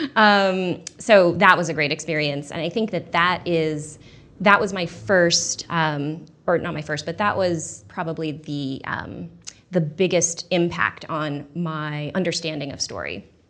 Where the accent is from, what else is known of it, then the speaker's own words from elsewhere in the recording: Portland, United States; moved away as an adult; I grew up in Portland, and, um, when I moved back there after college